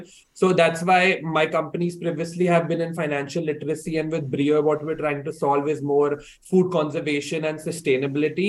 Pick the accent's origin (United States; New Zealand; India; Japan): India; moved away as an adult; now in Hong Kong; I was born and brought up in India and I did my entire education in India as well before I decided to come to Hong Kong to pursue my undergraduate studies.